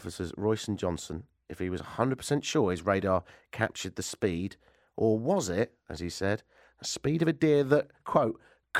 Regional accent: United Kingdom; now in Canada; as a Brit

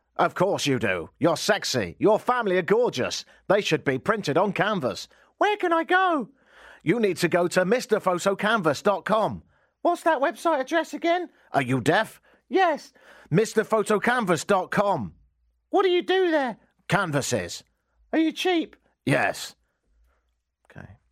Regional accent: England, United Kingdom; moved away as an adult; now in Canada; I'm English

